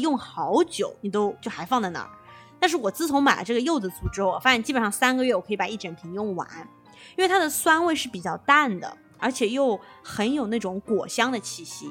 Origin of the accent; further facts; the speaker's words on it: Inner Mongolia, China; 我老家是内蒙古大草原的嘛